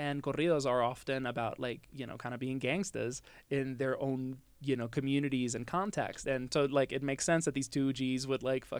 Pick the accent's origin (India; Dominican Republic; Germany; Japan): Dominican Republic; also born or lived in United States; now in Mexico; I grew up in Dominican Republic